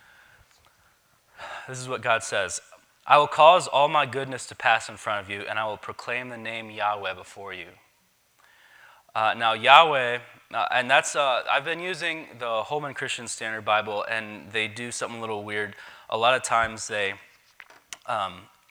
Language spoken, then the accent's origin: English; Davis, West Virginia, United States; I grew up in Davis